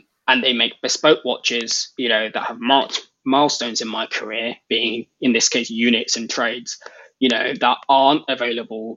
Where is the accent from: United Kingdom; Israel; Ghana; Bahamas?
United Kingdom; being British